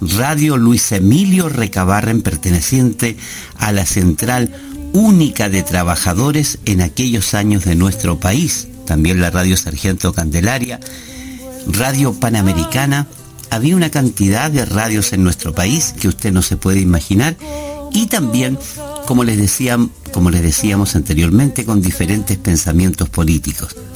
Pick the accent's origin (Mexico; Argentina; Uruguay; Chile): Chile